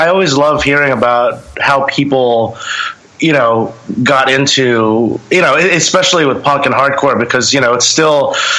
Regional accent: Long Island, New York, United States; Yeah, I actually was born and raised in Long Island. You know, music over there was always sort of prevalent anywhere you go, you know.

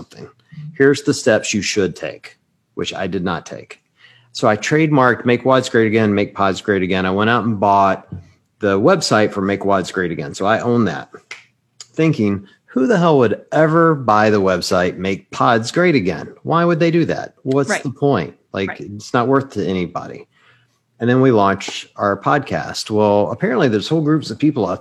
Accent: Mississippi, United States; I'm from Mississippi. I'm like born and raised in one

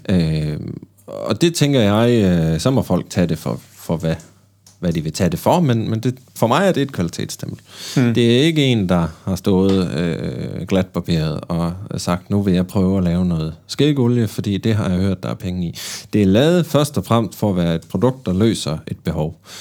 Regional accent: Bergen, Vestland, Norway; accent: Bergen Norwegian; jeg er fra Bergen

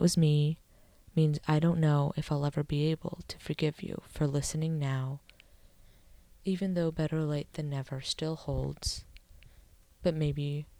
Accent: California, United States; Why didn't you listen when it was me telling you about my experiences growing up in the Bay and how I felt oppressed

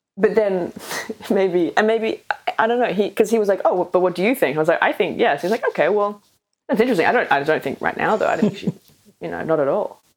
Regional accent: Australia; accent: Australian; speaking in my natural Australian accent

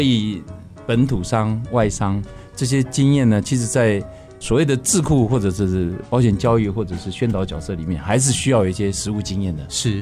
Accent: Taiwan; 我们中国人的台湾这边的社会

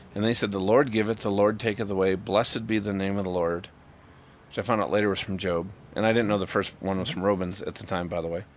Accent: Minnesota, United States; I've always you know ridden you know trail rides growing up in Minnesota.

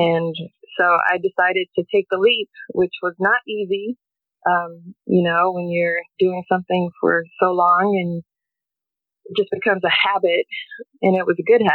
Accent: North Carolina, United States; moved away as an adult; now in Portland, United States; I'm originally from North Carolina. I moved to the West Coast in the 90s for my career

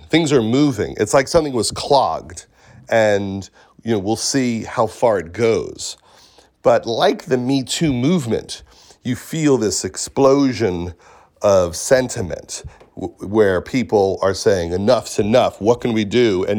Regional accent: Syosset, New York, United States; I'm from Syosset, yeah.

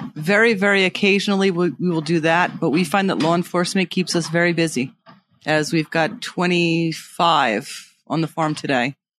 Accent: Long Island, New York, United States; also born or lived in Manhattan; I grew up on Long Island, so I gr, and I grew up riding horses

